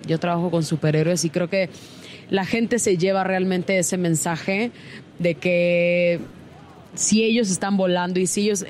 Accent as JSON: {"language": "Spanish", "country": "Mexico", "said": "siendo mexicano"}